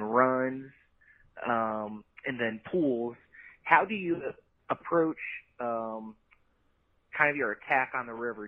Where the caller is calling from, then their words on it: Ohio, United States; I'm calling from Ohio